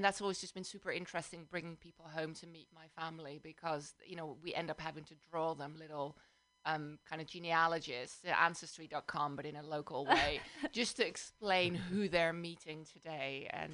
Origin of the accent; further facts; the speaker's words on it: Amsterdam, North Holland, Netherlands; also born or lived in London; now in South Bay, United States; I live in the South Bay, but I'm originally from Amsterdam, the Netherlands, and then I also spend some years of my life in London, UK.